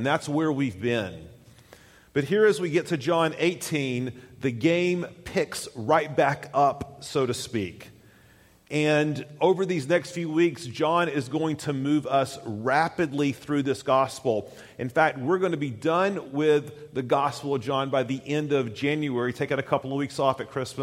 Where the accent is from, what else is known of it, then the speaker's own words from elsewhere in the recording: Tennessee, United States; moved away; I grew up in Tennessee, went to college at the University of Tennessee